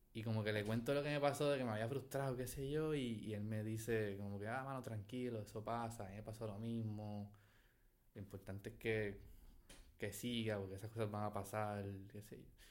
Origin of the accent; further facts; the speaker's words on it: Puerto Rico; also born or lived in Caracas, Venezuela; nací en Venezuela, me crié en Puerto Rico